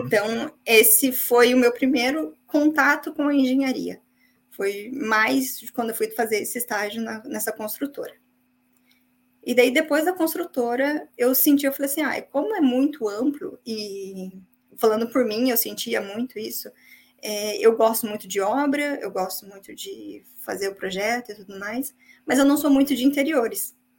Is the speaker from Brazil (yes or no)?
yes; São José dos Pinhais, Paraná, Brazil; moved away as an adult; also born or lived in Curitiba; now in Ireland; eu vim do Paraná, uma cidade chamada São José dos Pinhais